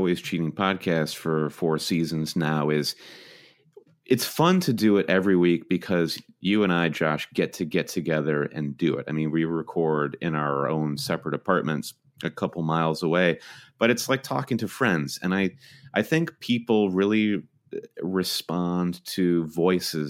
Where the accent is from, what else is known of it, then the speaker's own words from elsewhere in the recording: Michigan, United States; we're both Michigan natives